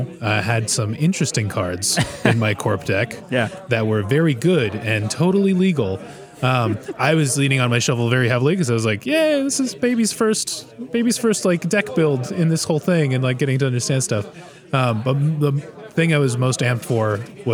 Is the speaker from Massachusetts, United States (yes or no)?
yes; Boston, Massachusetts, United States; I come from Boston